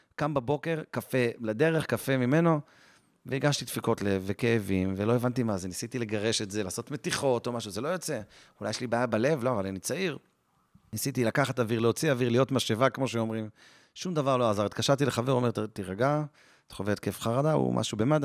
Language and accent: Hebrew; Jerusalem, Jerusalem District, Israel; born or raised there